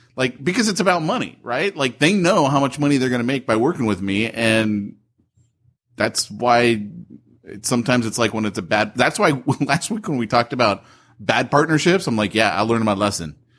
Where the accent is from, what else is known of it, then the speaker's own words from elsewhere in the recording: United States; as an American